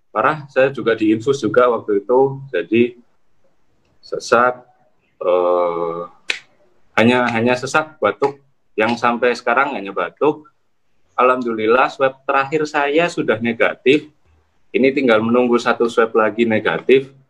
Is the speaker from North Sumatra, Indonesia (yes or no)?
no; Gresik, East Java, Indonesia; saya dari Gresik.